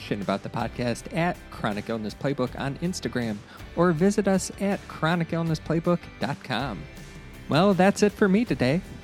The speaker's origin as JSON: {"language": "English", "region": "Ohio", "country": "United States", "tie": "born or raised there", "moved": "yes", "said": "I grew up in Ohio where we had a bunch of hills and that type of stuff."}